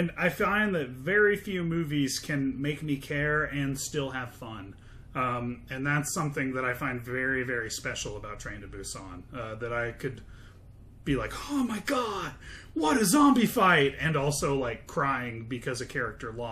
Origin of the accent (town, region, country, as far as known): United States